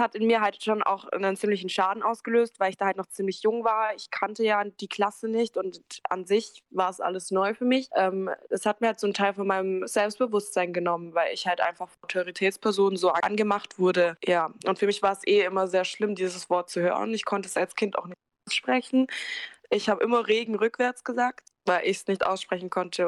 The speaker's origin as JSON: {"language": "German", "country": "Germany", "tie": "born or raised there", "first_language": "German", "said": "ich bin ja auch in Deutschland geboren ich spreche auch keine andere Sprache"}